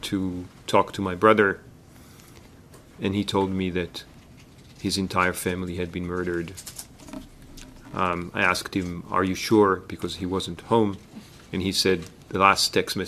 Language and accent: English; Israel; moved away as an adult; now in Toronto, Canada; I'm a Canadian Israeli. I live in Toronto.